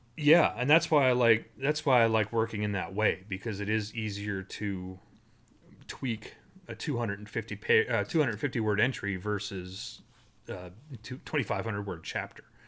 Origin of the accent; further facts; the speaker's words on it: Ottawa, Ontario, Canada; I grew up in Ottawa